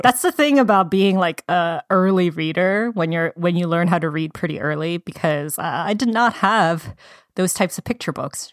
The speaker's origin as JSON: {"language": "English", "region": "Georgia", "country": "United States", "moved": "yes", "said": "I'm originally from Georgia"}